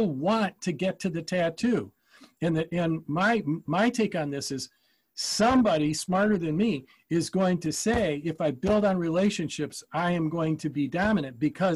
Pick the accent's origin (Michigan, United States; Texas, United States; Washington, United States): Michigan, United States; Ann Arbor; When I was growing up in Ann Arbor